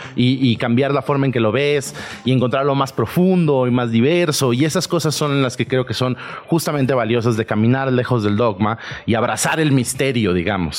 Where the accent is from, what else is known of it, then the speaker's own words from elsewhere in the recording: southern Veracruz, Mexico; yo soy de Veracruz, yo soy de muy al sur de Veracruz.